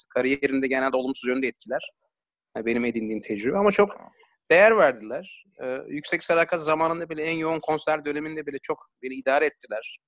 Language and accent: Turkish; Ankara, Turkey; ben Ankaralıyım.